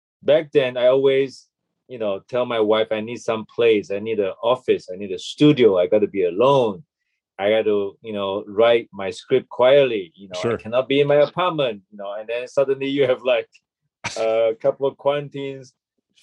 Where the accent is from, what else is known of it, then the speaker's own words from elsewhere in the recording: Malaysia; moved away as an adult; also born or lived in Toronto, Canada / Los Angeles, United States / New York, United States / Bangkok, Thailand; now in Taipei, Taiwan; And I was born in Malaysia, and I left Malaysia when I was 18.